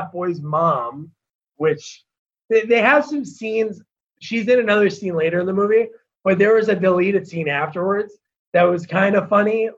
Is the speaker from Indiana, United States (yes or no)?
no; New Jersey, United States; from Jersey.